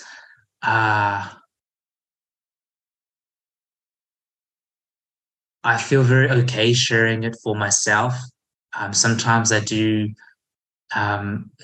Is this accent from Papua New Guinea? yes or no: no; New Zealand; also born or lived in Taiwan; I was born in Taiwan and we moved to New Zealand when I was 4